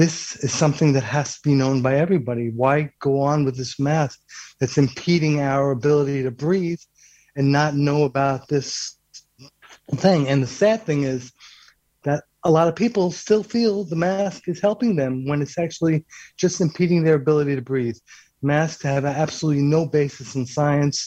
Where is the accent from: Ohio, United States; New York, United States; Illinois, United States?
New York, United States; New York City; also born or lived in San Francisco; I'm originally from Brooklyn, New York City